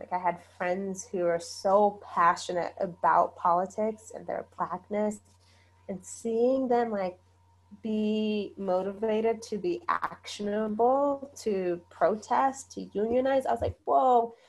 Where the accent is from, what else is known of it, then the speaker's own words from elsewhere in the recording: Zimbabwe; also born or lived in South Africa; Because I was like, well, if I tell them I'm from Zimbabwe, they're going to, like, think I'm poor.